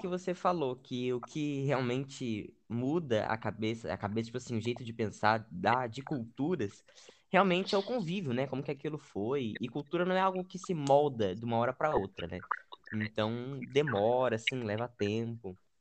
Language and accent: Portuguese; Brazil; mesmo sendo brasileiro